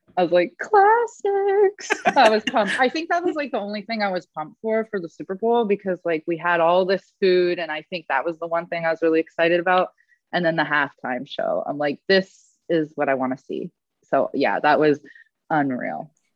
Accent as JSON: {"language": "English", "town": "Edmonton", "region": "Alberta", "country": "Canada", "tie": "born or raised there", "said": "I am from Alberta. I'm from Edmonton. So obviously, I got to cheer on my hometown, the Oilers"}